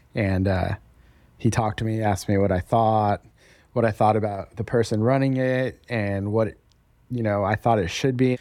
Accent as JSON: {"language": "English", "town": "Denver", "region": "Colorado", "country": "United States", "moved": "as an adult", "lives_now": "Raleigh, United States", "said": "we're from Denver originally, and we were just kind of tired of living in Denver"}